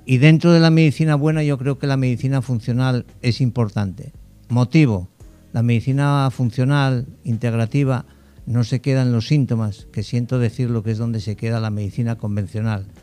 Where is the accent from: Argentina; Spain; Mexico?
Spain; moved away as an adult; now in Dominican Republic; soy español